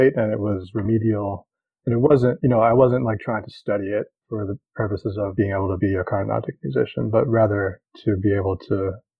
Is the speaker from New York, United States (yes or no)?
yes; Rochester, New York, United States; accent: American; moved away as an adult; also born or lived in Northern California; the Indian community where I was growing up in Rochester, New York